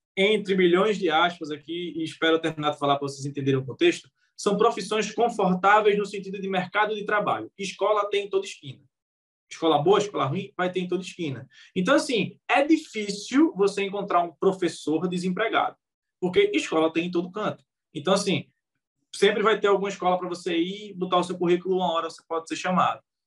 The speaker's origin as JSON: {"language": "Portuguese", "town": "Recife", "region": "Pernambuco", "country": "Brazil", "said": "eu sou de Recife"}